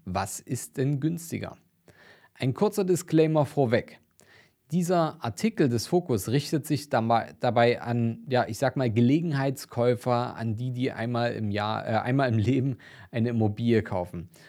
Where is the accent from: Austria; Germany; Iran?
Germany; Dresden, Saxony; meine Heimat und auch einer meiner Lieblingsinvestitionsstandorte rund um Dresden